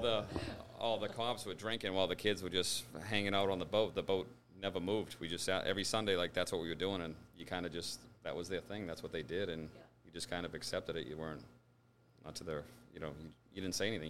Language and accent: English; Braintree, Massachusetts, United States; born and raised in Braintree